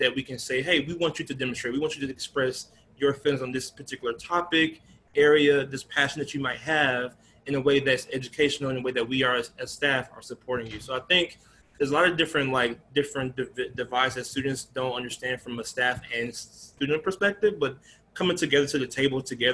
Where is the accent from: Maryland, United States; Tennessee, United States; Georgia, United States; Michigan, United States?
Georgia, United States; Atlanta; moved away as an adult; now in Chicago area, United States; moving from my hometown of Atlanta